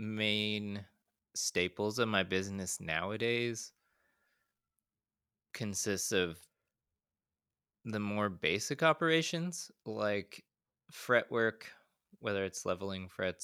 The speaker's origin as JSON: {"language": "English", "region": "Utah", "country": "United States", "tie": "born or raised there", "said": "The town I grew up in Utah, I think was around 40,000 when I was growing up."}